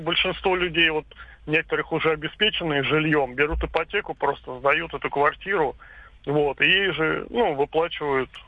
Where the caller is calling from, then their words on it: Volgograd, Volgograd Oblast, Russia; А, добрый день, Волгоград.